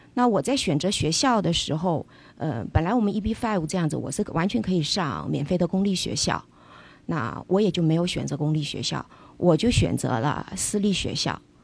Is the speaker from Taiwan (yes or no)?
no; Changsha, Hunan, China; moved away as an adult; also born or lived in Fuzhou (ancestral); now in Los Angeles, United States; 小时候父母亲是在湖南工作，所以我出生在湖南长沙